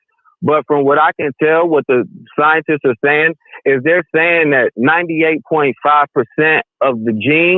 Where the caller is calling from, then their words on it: Oklahoma, United States; man. I'm calling from Oklahoma, sir.